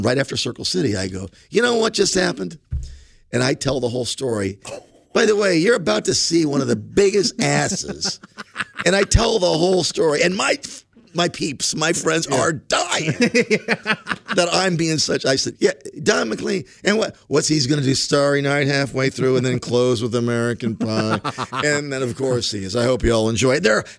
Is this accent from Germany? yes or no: no; Ireland; but I'm Irish.